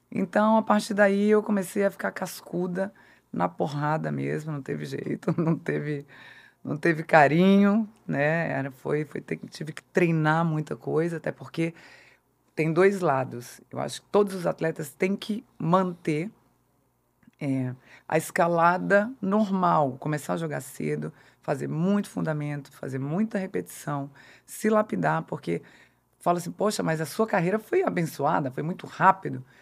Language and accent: Portuguese; Brasília, Federal District, Brazil; eu é sou de Brasília.